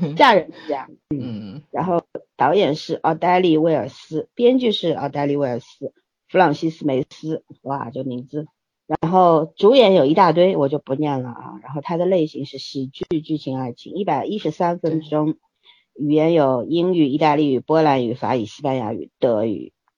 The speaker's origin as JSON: {"language": "Chinese", "country": "China", "said": "尤其我们中国人啊，现在长期处在一个十分焦虑的状态底下"}